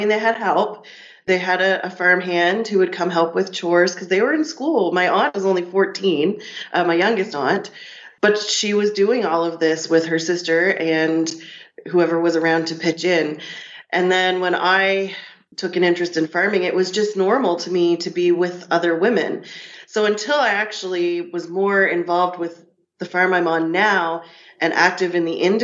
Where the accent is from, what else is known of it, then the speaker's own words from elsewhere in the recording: Annapolis Valley, Nova Scotia, Canada; I'm from the Annapolis Valley, Nova Scotia. I grew up here